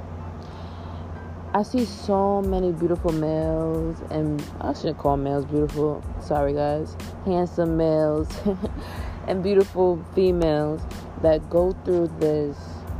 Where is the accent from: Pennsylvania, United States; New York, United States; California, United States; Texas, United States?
New York, United States; New York City; I'm from Queens, New York